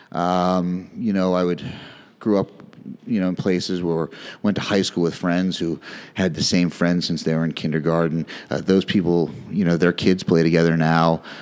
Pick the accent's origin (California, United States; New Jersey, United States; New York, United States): New Jersey, United States; born there; also born or lived in Philadelphia / Cincinnati / Chicago / Detroit; so I was born in North Jersey, then we moved outside of Philly, and then Cincinnati, and then Chicago, and then outside Detroit, then outside Houston, and then to Maryland, where I went to high school.